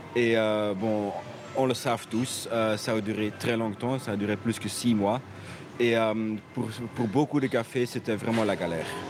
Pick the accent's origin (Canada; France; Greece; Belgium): Belgium; Brussels, Brussels-Capital Region; je suis bruxellois aussi